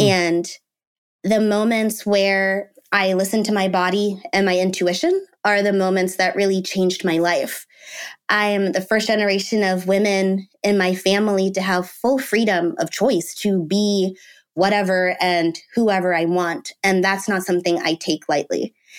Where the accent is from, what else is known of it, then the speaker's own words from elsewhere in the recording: Washington, District of Columbia, United States; I was born in the D C area